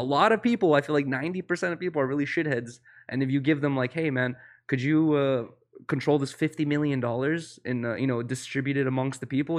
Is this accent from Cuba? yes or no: no; Russia; moved away; I was born in Russia